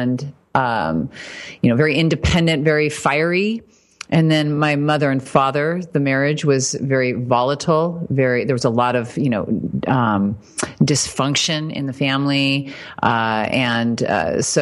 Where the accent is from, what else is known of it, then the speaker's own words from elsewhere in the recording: Fort Wayne, Indiana, United States; moved away; I was raised in Indiana, Fort Wayne. So Midwest